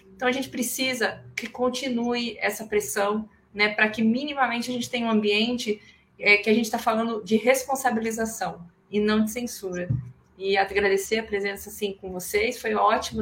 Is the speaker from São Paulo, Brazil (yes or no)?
no; Espírito Santo, Brazil; eu sou capixaba